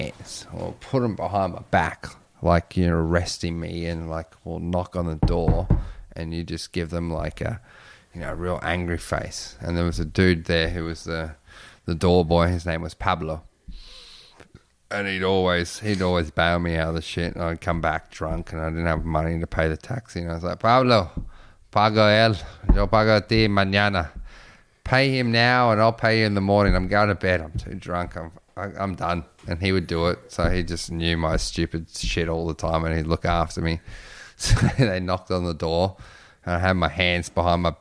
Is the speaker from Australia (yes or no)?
yes; Australia; I'm from Australia.